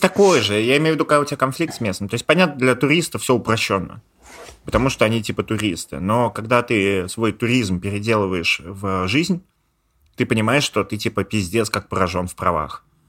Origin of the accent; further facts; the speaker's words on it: Russia; moved away as an adult; also born or lived in Georgia; now in Thailand; я не грузин, я типа русский